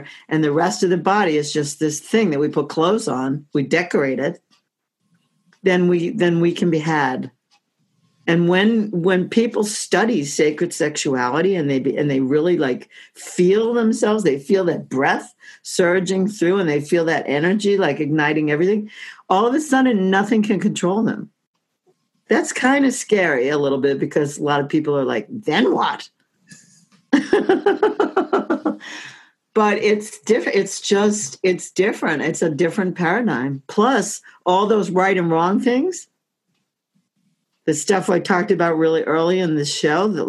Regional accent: Oceanside, New York, United States; moved away as an adult; also born or lived in Brooklyn, New York / Washington, D.C.; I was born in Brooklyn. I was raised on Long Island, Oceanside

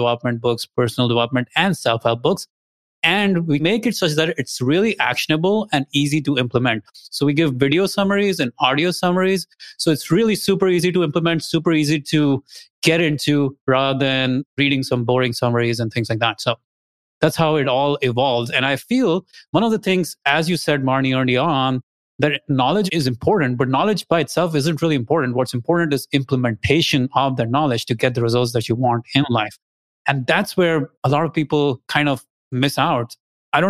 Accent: India; moved away as an adult; also born or lived in Austin, Texas; now in United States; I'm originally from India. I came here, I got my graduate degrees.

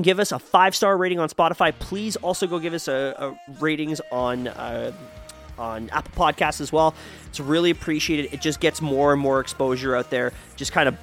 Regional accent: Canada; we are Canadian, we do not say

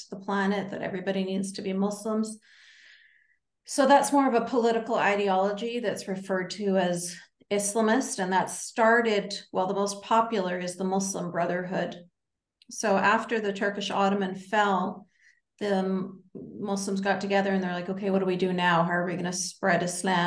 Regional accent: Canada; as a Canadian

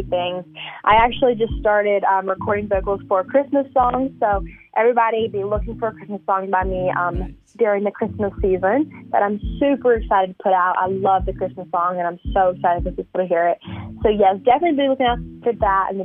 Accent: Charlotte, North Carolina, United States; I'm actually from Charlotte, North Carolina

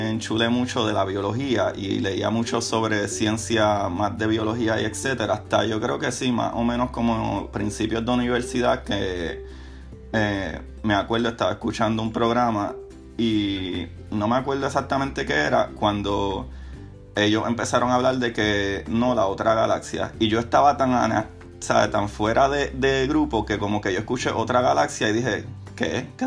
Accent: Puerto Rico; now in St. Petersburg, United States; yo, de la misma manera, pues me crié en Puerto Rico, ciudad

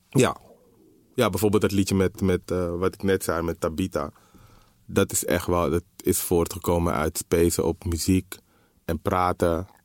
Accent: Amsterdam, North Holland, Netherlands; de, de, plek waar ik ben opgegroeid was in de jaren 80, 90 gewoon een andere plek dan het nu is, zeg maar. Het was gewoon minder... Eh, de Belmer, Zuidoost

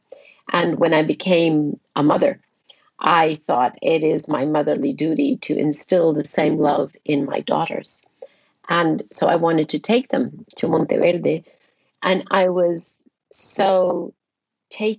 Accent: Costa Rica; When I was very young, under the age of 10 or maybe 10, I traveled with my parents who were politicians and traveled with them to every corner of my home country, Costa Rica

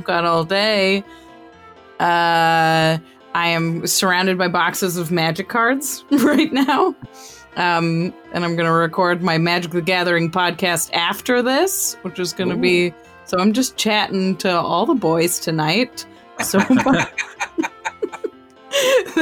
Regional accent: outside of Chicago, Illinois, United States; moved away as an adult; also born or lived in Iowa / Colorado; now in California, United States; I grew up outside of Chicago, and I've slowly been moving west over the course of almost a decade now.

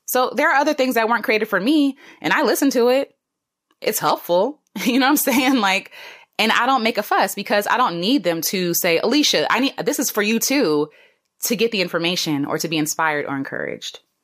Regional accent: United States; I'm an American black woman

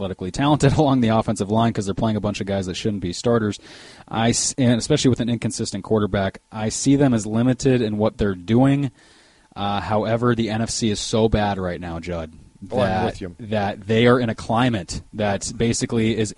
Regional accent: Minnesota, United States; growing up in Minnesota

